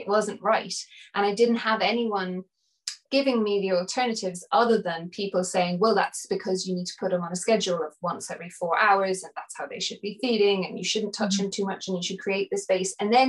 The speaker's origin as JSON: {"language": "English", "country": "India", "tie": "born or raised there", "also_born_or_lived": "Nepal", "said": "growing up in India and Nepal and seeing women carry their babies all the time in Africa and they never put them down"}